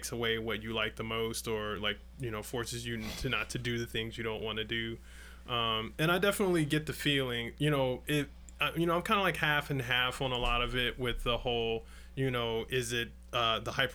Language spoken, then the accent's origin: English; Chicago, Illinois, United States; growing up in Chicago in the 90s